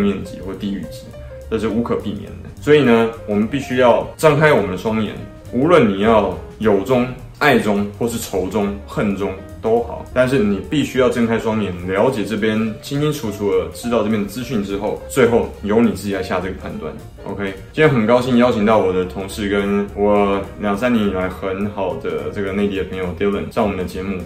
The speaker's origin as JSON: {"language": "Chinese", "country": "Taiwan", "said": "我们台湾人跟 香港人"}